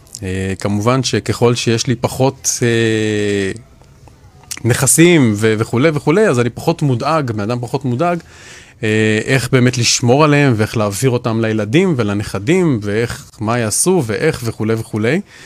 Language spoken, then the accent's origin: Hebrew; Israel; אנחנו ישראלים